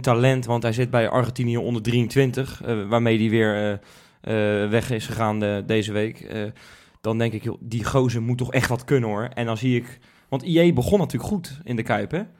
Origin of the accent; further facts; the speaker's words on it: Rotterdam, South Holland, Netherlands; Wij zijn Rotterdammers